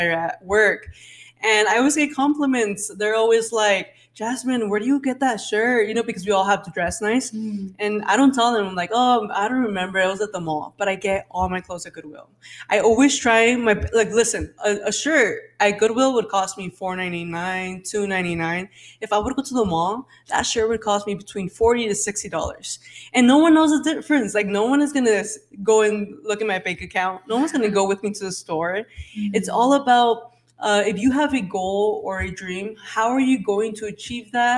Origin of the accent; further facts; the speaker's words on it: Phoenix, Arizona, United States; I grew up in Phoenix. I was poor